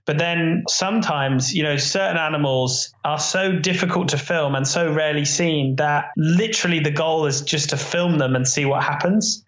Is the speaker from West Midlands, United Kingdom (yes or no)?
no; near Reading, South East England, United Kingdom; I grew up near Reading